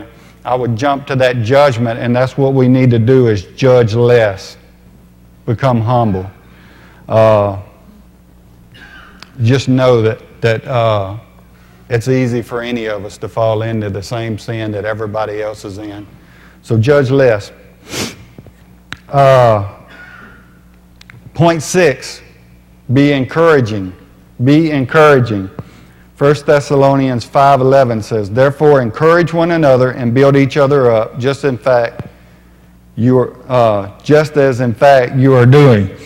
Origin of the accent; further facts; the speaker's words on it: Louisiana, United States; I grew up in Louisiana